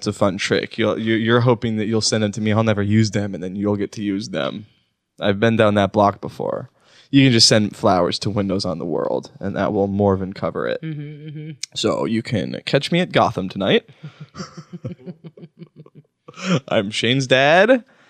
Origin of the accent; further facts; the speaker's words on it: Wisconsin, United States; I'm from Wisconsin